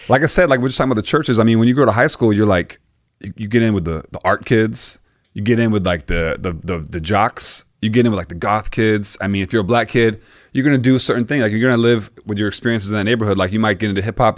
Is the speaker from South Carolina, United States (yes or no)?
no; Mississippi, United States; moved away; also born or lived in Florida; I'm born in Mississippi